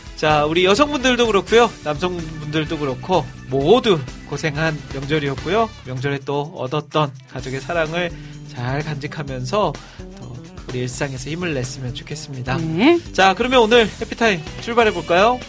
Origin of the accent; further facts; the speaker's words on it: Iksan, North Jeolla, South Korea; moved away; 제 고향 고향 익산에 내려갔습니다